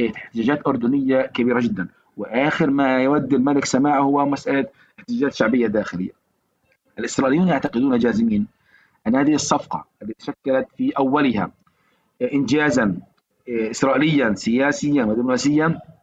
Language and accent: Arabic; Palestine